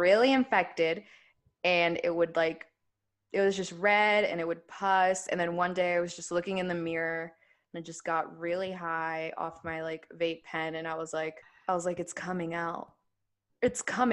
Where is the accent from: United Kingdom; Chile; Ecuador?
Ecuador; I was born in Ecuador.